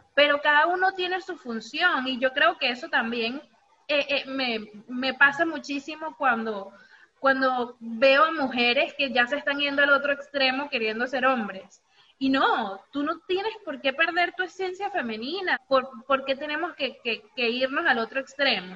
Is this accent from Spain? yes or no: no; Venezuela; yo crecí toda mi vida en Venezuela